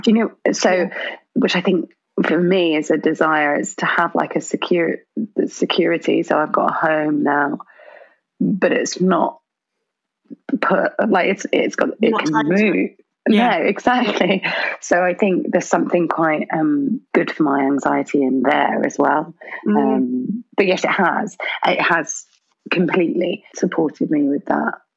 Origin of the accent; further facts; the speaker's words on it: Birmingham, West Midlands, United Kingdom; I was born in Birmingham and I really love Brum